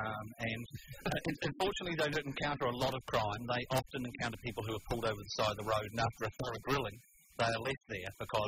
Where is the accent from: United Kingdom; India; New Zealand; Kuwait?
New Zealand; moved away; being from New Zealand